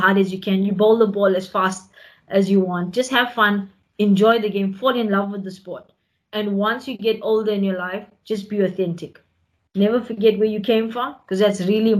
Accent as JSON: {"language": "English", "country": "South Africa", "said": "we as a South African nation"}